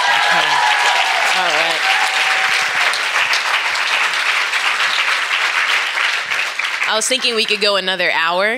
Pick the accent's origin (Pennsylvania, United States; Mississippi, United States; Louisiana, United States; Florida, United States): Florida, United States; Orlando; also born or lived in Philippines / Tampa, Florida; I was born in the Philippines, raised in Orlando. I now live in Tampa